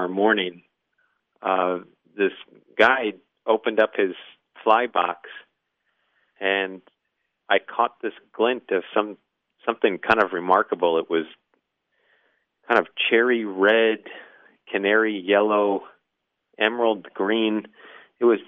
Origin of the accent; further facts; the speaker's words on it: Midwest, United States; moved away; also born or lived in New England; I'm from the Midwest, so we were raised to look at fly fishermen as just sort of incorrigible snobs